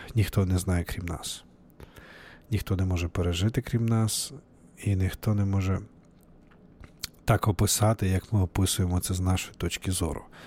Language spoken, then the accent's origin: Ukrainian; Novovolynsk, Volyn Oblast, Ukraine; moved away as an adult; now in Seattle, United States; А сам я з України, з е, Волинської області, Західної України, місто Нововолинськ